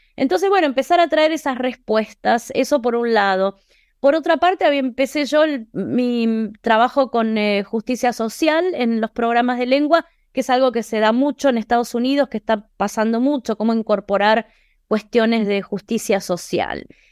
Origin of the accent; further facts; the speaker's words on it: Buenos Aires, Argentina; moved away as an adult; now in Boston, United States; soy argentina de Buenos Aires y vivo en Boston hace 23 años.